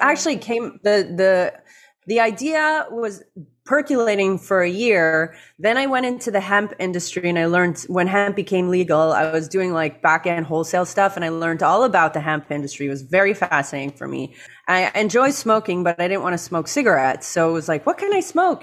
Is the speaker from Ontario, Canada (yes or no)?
yes; Toronto, Ontario, Canada; born or raised there; moved away as an adult; also born or lived in Venice Beach, California; now in Hawaii, United States